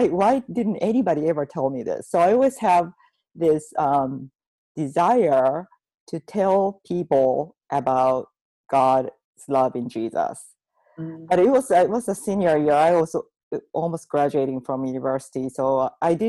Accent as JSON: {"language": "English", "country": "Japan", "tie": "born or raised there", "moved": "as an adult", "said": "I grew up in Japan in a Buddhist/Shintoism family"}